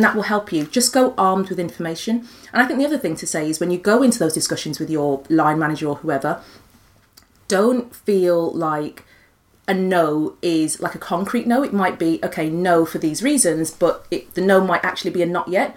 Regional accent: Birmingham, West Midlands, United Kingdom; as a Brummie

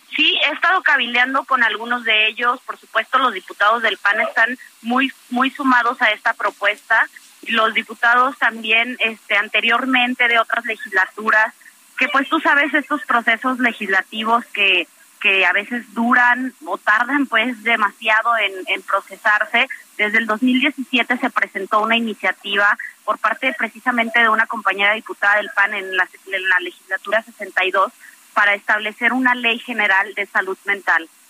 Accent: Guanajuato, Mexico; Guanajuato, de donde yo soy originaria

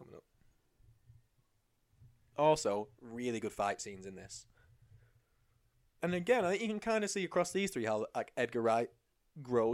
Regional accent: England, United Kingdom

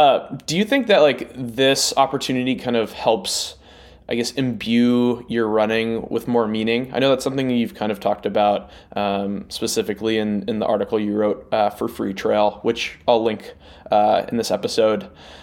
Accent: California, United States; yeah, I think growing up in the Bay Area, where you're constantly surrounded by North Face stuff.

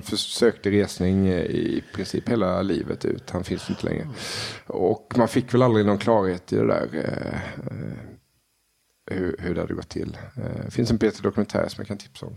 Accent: Småland, Sweden; Jag är smålänning

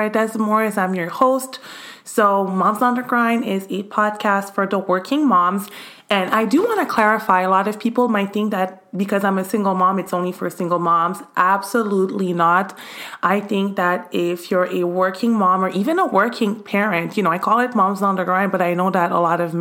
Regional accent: Montreal, Quebec, Canada; now in United States; since I was a kid in Canada, actually, I'm from Canada

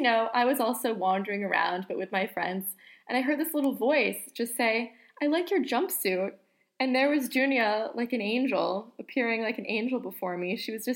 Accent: New York, United States; moved away as an adult; now in St Andrews, United Kingdom; I'm from New York, and I study Russian at the University of St. Andrews.

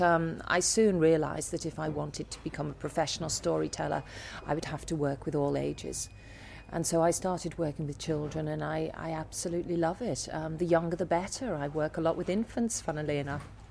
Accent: Liverpool, North West England, United Kingdom; I come from Liverpool, and we are a city of speakers

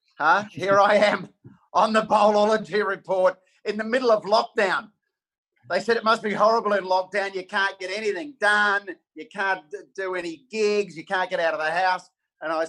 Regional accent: South Australia, Australia; growing up in South Australia

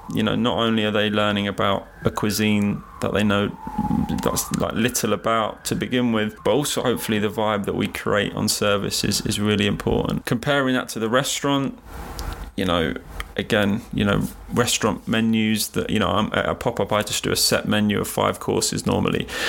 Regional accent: London, United Kingdom; London, being born here and just growing up in London

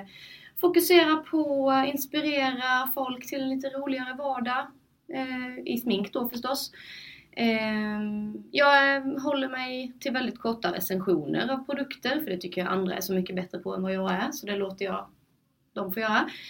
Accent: Sölvesborg, Blekinge, Sweden; moved away; also born or lived in Linköping; jag flyttade till Linköping och jag ville att mina vänner hemma i Sölvesborg, min familj och släkt skulle veta vad jag sysslade med

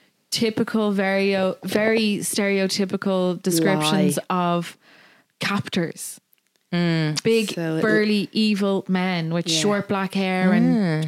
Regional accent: Dublin, Leinster, Ireland; I'm from Knockline

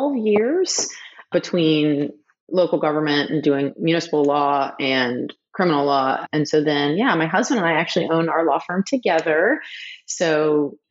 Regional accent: Charleston, South Carolina, United States; I grew up in Charleston

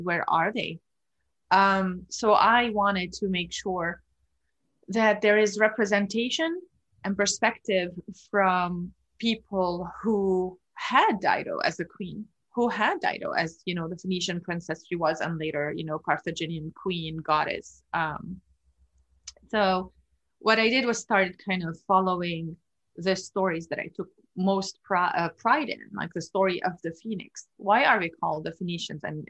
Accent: Lebanon; moved away as an adult; now in United States; Growing up in Lebanon, I also had this urge for justice

